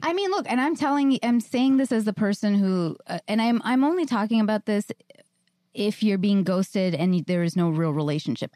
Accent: New York, United States; I'm a New Yorker

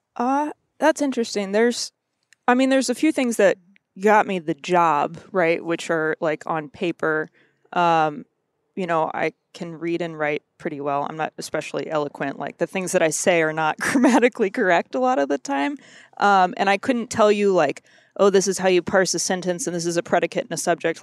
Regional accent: Missouri, United States; also born or lived in Kentucky; I grew up in Missouri. Um, my family's all originally from Kentucky.

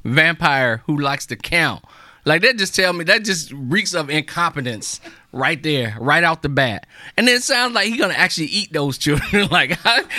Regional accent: the South, United States; now in Baltimore, United States; I grew up in the South

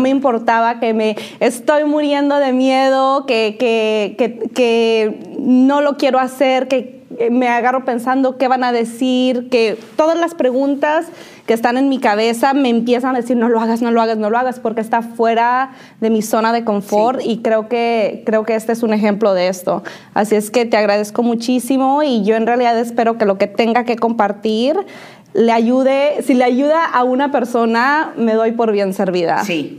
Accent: Totatiche, Jalisco, Mexico; moved away as an adult; now in United States; nací en México, nací en México, nací en un pueblo súper chiquitito

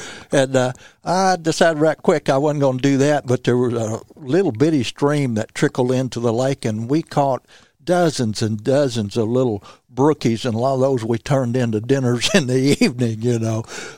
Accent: Bootheel, Missouri, United States; I started when I was about 10 years old, but I was from the Boot Hill, Missouri

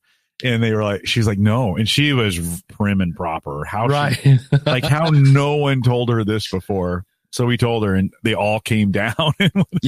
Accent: Nebraska, United States; Not from Colorado. I am from Nebraska, the neighboring state.

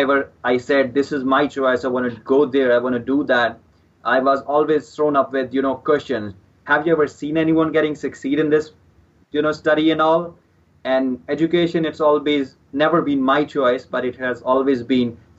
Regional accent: Punjab, India; This is my hometown. I grew up here and I'm still living here.

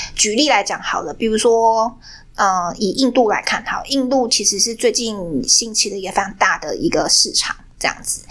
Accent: Taiwan; 我今天被在台湾，我是台湾人

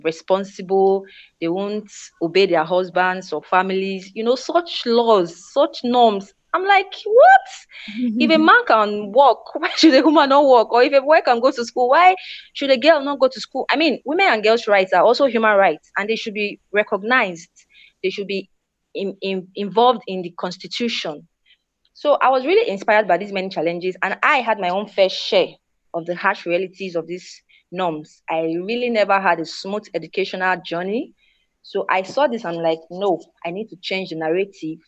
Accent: Nigeria; as a girl growing up in Nigeria

